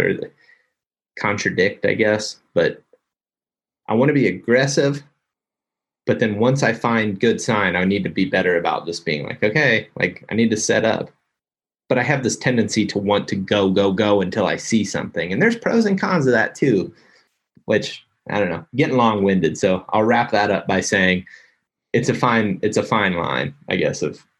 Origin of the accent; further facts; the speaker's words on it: Ohio, United States; moved away; also born or lived in Iowa; I grew up in Ohio.